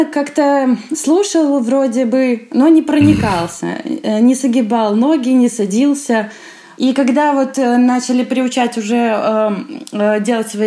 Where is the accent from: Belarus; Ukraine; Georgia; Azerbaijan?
Belarus; Я из Беларуси, из маленького городка, у нас 7 тысяч населения